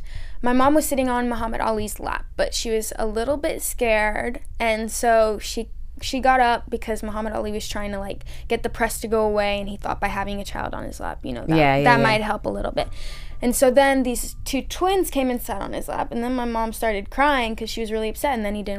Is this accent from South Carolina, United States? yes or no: yes; Columbia, South Carolina, United States; I'm from Columbia, which is the capital